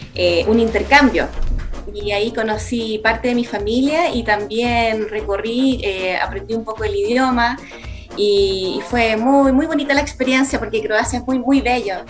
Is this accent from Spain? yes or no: no; San Bernardo, Santiago Metropolitan Region, Chile; nací en San Bernardo, es una comuna en el sector de Santiago y la verdad es que ahí yo hice grandes amigos